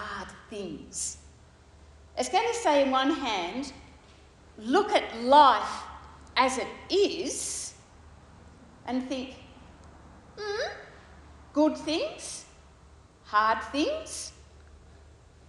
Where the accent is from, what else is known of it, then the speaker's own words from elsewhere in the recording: Sydney, New South Wales, Australia; moved away as an adult; also born or lived in Tanzania; when I'm growing up in Sydney